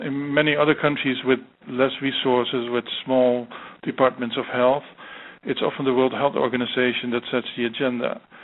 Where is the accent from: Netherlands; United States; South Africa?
Netherlands; my home country, the Netherlands